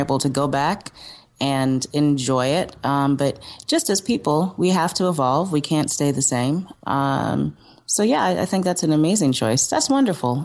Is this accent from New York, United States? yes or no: yes; New York City, New York, United States; also born or lived in Cape Town, South Africa / Brooklyn; I was raised in Manhattan